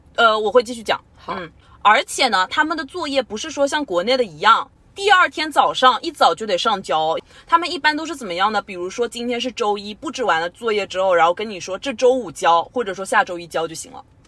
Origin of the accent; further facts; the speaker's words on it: China; moved away; also born or lived in Canada; 我这个中国人的身份